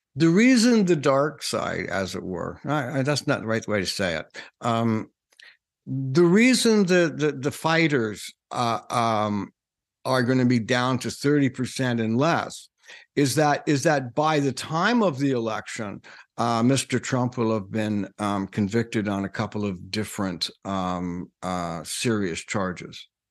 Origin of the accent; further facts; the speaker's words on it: Canada; I'm, I'm Canadian